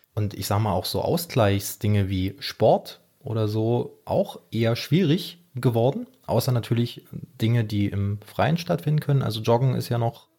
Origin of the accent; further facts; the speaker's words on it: Germany; bei uns in Deutschland